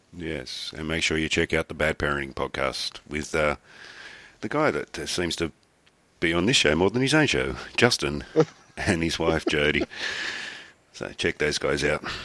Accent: Australia; I'm Australian

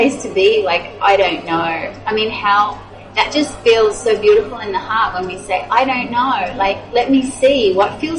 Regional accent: Australia; moved away; I grew up in Australia.

